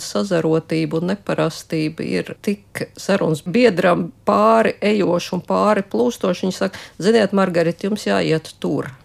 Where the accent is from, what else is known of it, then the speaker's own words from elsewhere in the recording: Riga, Latvia; also born or lived in Moscow; es esmu no Rīgas